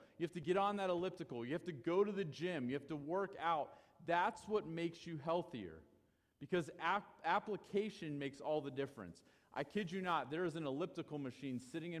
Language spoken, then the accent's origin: English; United States; We as American Christians